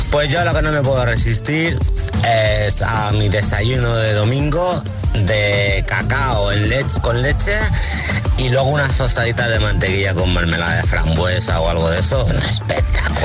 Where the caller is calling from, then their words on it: Alcorcón, Community of Madrid, Spain; Hola GTFM … de Alcorcón.